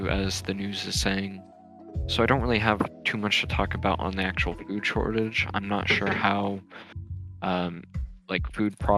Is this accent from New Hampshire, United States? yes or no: yes; New Hampshire, United States; I'm from New Hampshire